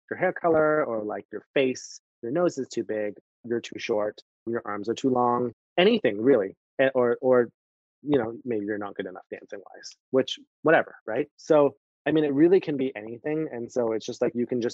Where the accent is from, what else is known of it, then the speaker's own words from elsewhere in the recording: Canada; also born or lived in Miami; now in New York, United States; I'm Canadian